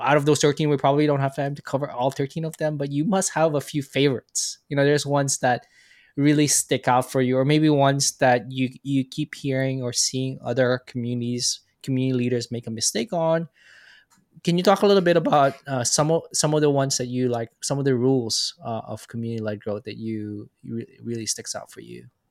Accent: Philippines; Philippines. I'm from Philippines.

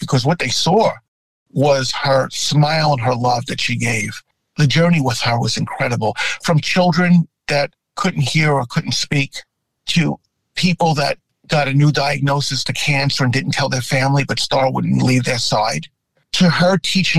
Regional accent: New York City, New York, United States; I grew up in New York. And when you grow up in New York

